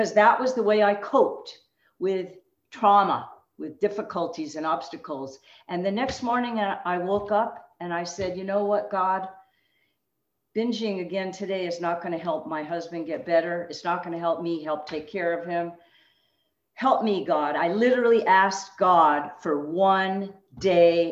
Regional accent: Los Angeles, California, United States; moved away as an adult; also born or lived in Berkeley, California; now in Tucson, United States; I was born and raised in Los Angeles

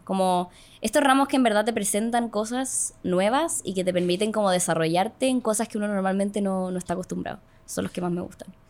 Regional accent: Calera de Tango, Santiago Metropolitan Region, Chile; yo vivía, cuando era chica, vivía en Calera de Tango

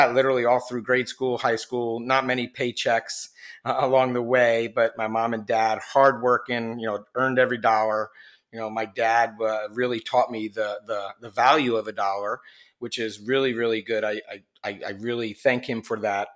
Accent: New Jersey, United States; I was born in New Jersey on the East Coast here in the United States

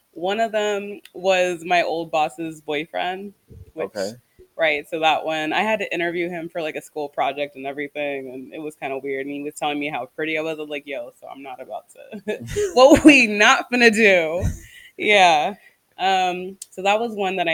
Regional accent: Bay Area, California, United States; we say hella

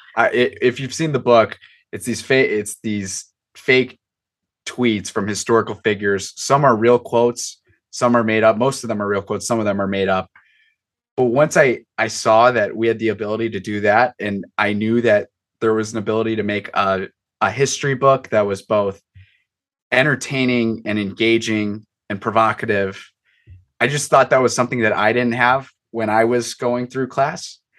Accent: Chicago, Illinois, United States; I'm right outside Chicago, Chicago suburb kid

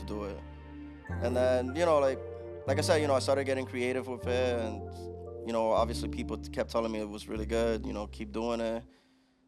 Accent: Jarabacoa, La Vega, Dominican Republic; moved away; Dominican Republic, from Jarabacoa

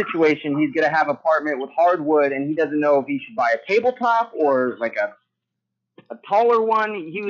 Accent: Gilroy, California, United States; I'm from Gilroy, California, really close to San Jose. I'm the garlic capital of the world

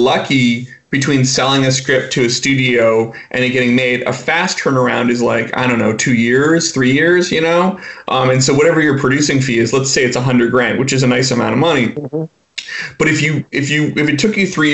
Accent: Vancouver, British Columbia, Canada; moved away as an adult; also born or lived in New York; now in Los Angeles, United States; I'm originally from Vancouver, up in Canada

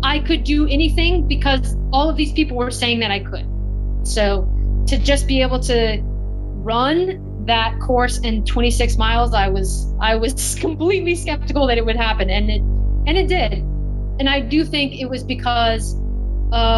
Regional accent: Texas, United States; moved away as an adult; now in New York City, United States; I grew up in Texas

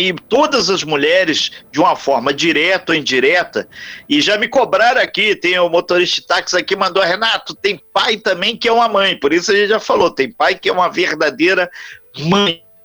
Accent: Brazil; somos brasileiros

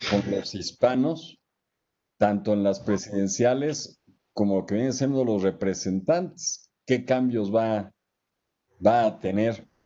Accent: Mexico; yo no soy español y luego el acento a mí sí me falla.

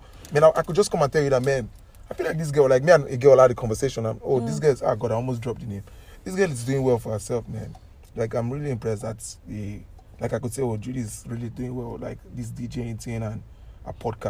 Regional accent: Wollongong, New South Wales, Australia; because you know I came from Wollongong. I'm also planning to buy one in Wollongong because it's a nice place.

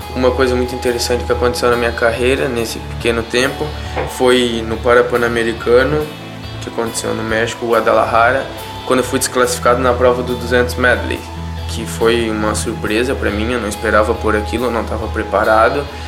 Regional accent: Joinville, Santa Catarina, Brazil; nasci em Joinville, Santa Catarina

